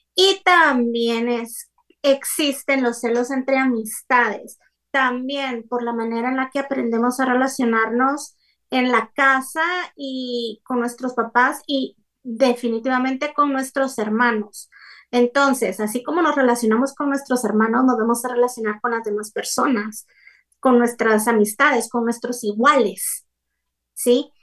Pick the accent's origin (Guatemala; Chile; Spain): Guatemala; soy de Guatemala y vivo en Guatemala